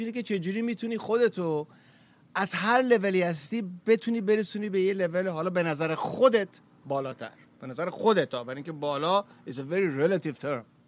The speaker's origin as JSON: {"language": "Persian", "country": "Iran", "tie": "born or raised there", "said": "زمان شاه تو ایران ما اون موقع به دنیا آمدیم"}